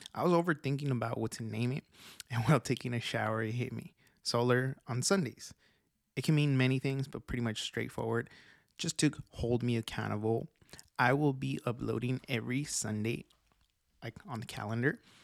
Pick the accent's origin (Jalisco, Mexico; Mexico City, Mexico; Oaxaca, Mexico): Oaxaca, Mexico; I was born in Mexico, Oaxaca, Mexico